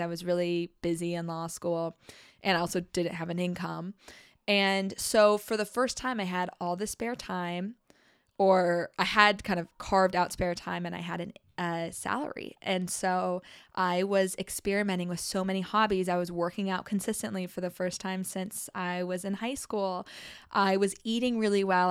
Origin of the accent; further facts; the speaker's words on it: Arizona, United States; moved away as an adult; also born or lived in New Orleans; We grew up together in Arizona